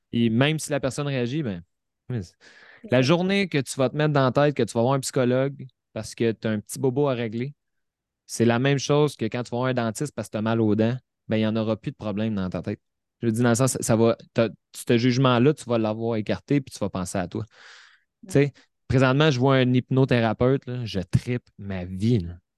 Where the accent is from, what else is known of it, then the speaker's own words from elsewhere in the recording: Repentigny, Quebec, Canada; Repentigny, euh, dans mon patelin, à 10 minutes de chez nous